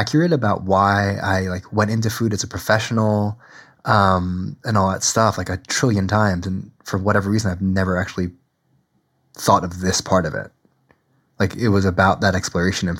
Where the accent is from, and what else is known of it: New Jersey, United States; born or raised there